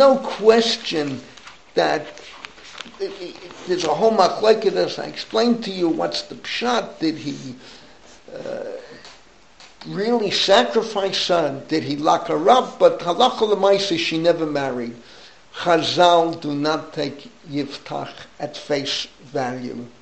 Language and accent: English; New York City, New York, United States; where I grew up in the Bronx